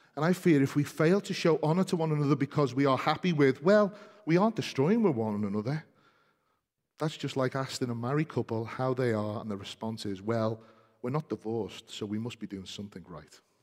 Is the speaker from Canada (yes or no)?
no; United Kingdom; we're British, many of us